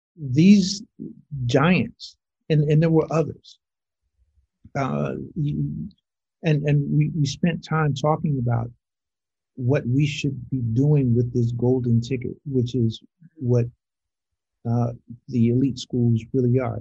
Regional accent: Los Angeles, California, United States; also born or lived in Little Rock, Arkansas / Montreal; I'm not born and bred in, Los Angeles. Don't have the born part, but I was bred here

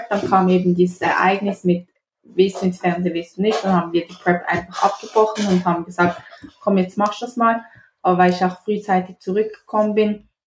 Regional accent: Basel, Basel-Stadt, Switzerland; Ich komme aus der schönen Schweiz, um genauer zu sein, aus Basel. Das ist in der Nähe von Zürich.

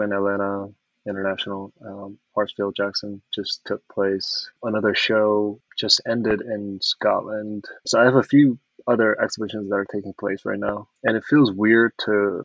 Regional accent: South Korea; first language Korean; English is a second language; moved away as an adult; now in United States

